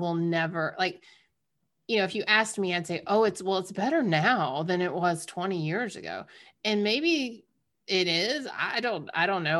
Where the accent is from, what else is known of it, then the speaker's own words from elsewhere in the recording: the South, United States; growing up in the South